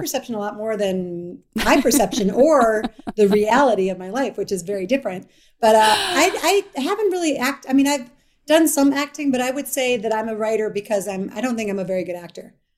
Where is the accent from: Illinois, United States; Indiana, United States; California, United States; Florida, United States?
Illinois, United States; Evanston; moved away; I'm from Evanston, Illinois